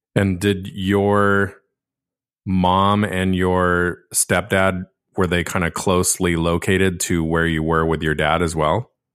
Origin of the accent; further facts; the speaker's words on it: Laguna Beach, California, United States; I'm born and raised from Laguna Beach